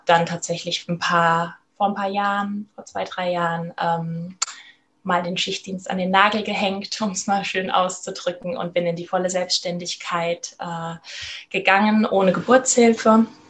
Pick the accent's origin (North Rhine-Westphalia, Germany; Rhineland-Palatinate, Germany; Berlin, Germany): Rhineland-Palatinate, Germany; ich komme aus Rheinland-Pfalz